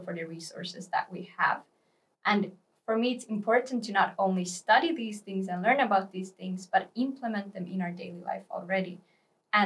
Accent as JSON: {"language": "English", "country": "Finland", "moved": "as an adult", "lives_now": "Lund, Sweden", "said": "I am from Finland, and I've also been living in Lund now for 3 years"}